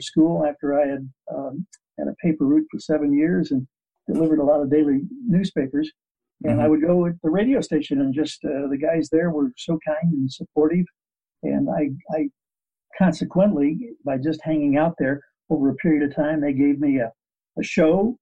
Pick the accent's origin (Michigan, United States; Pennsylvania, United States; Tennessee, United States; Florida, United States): Michigan, United States; Midland; born or raised there; moved away as an adult; also born or lived in Chico, California; now in Sacramento, United States